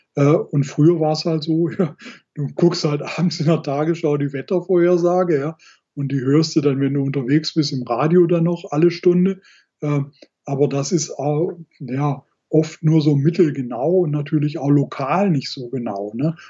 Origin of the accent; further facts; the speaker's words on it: Black Forest, Baden-Württemberg, Germany; ich bin halt viel im Schwarzwald unterwegs, wo ich ja ursprünglich herkomme